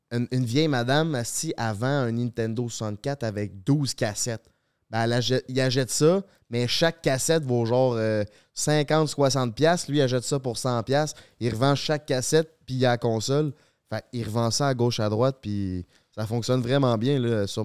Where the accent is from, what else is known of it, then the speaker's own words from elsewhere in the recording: Saint-Romuald, Quebec, Canada; Ouais, il y avait un Canadian Tire qui est ouvert dans le coin de chez nous à Saint-Romuald, puis euh, il signait des bâtons. Fait que j'ai fait la file en étant ticu